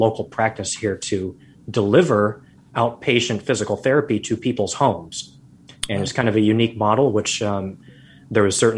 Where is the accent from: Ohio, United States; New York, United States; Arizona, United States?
Arizona, United States; moved away as an adult; now in Seattle, United States; I grew up in Arizona, got my doctorate degree in Arizona